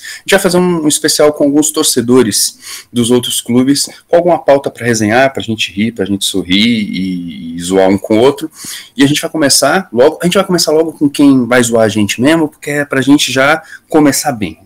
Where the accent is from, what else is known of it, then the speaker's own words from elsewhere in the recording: Brasília, Federal District, Brazil; also born or lived in São Paulo; Somos de Brasília